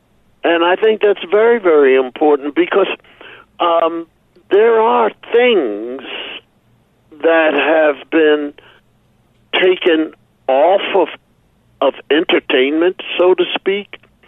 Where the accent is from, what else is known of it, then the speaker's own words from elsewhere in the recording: Philadelphia, Pennsylvania, United States; Philadelphia, growing up in Philadelphia, being with people that are now named Fat Albert, et cetera, et cetera.